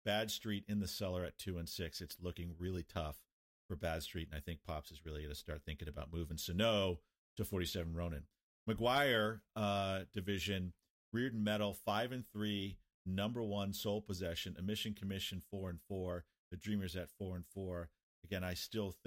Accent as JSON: {"language": "English", "town": "Newton", "region": "Massachusetts", "country": "United States", "tie": "born or raised there", "also_born_or_lived": "Florida", "moved": "as an adult", "said": "I grew up in Newton, Massachusetts, just west of Boston. And I left when I was 18"}